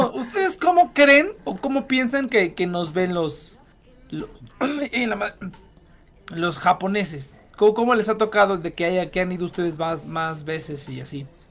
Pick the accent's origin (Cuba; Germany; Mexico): Mexico; yo, yo yo soy muy como no mexicano